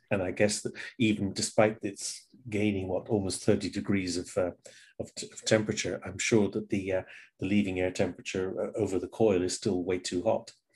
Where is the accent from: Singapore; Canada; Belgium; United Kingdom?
United Kingdom; England; moved away